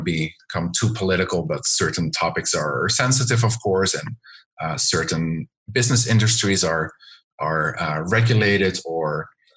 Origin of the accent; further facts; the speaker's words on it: Netherlands; moved away as an adult; now in China; I'm originally from the Netherlands